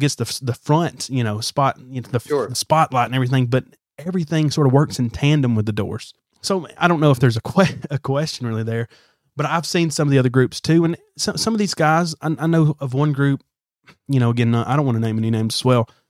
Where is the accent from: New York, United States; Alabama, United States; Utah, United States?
Alabama, United States; growing up in the South, I don't know about you, in the South, in Alabama